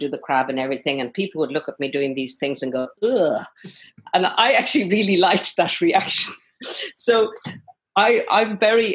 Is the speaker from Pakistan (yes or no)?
no; Connemara, Connacht, Ireland; I think growing up in Connemara in that part of the world, right out on the edge of the Atlantic, was hugely part of my formation. I feel very fortunate, actually, that's where I was born and grew up